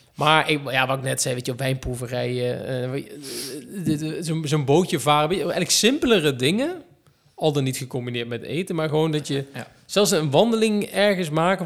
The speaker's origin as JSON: {"language": "Dutch", "town": "Arnhem", "region": "Gelderland", "country": "Netherlands", "also_born_or_lived": "Betuwe", "accent": "Betuws Arnhems", "said": "ik heb een soort van Betuws Arnhems accent"}